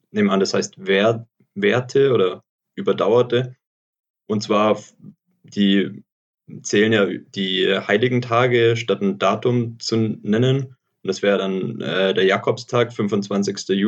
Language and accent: German; Augsburg, Bavaria, Germany; accent: Swabian; bei mir schwätzt man Schwäbisch